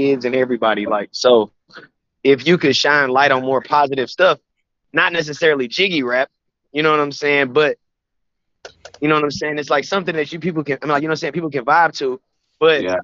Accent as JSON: {"language": "English", "town": "Kansas City", "region": "Missouri", "country": "United States", "also_born_or_lived": "Birmingham, Alabama", "moved": "yes", "lives_now": "Hollywood, United States", "said": "I'm originally from Kansas City, Missouri"}